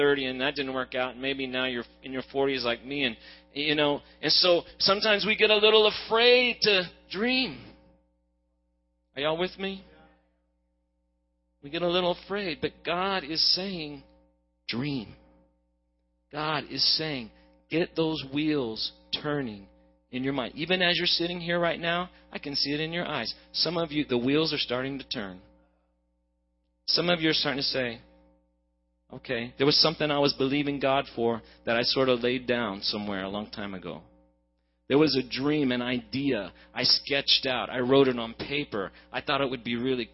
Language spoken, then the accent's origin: English; Oklahoma, United States; also born or lived in Hawaii; now in Dallas, United States; I'm an Okie originally, now I'm a Texan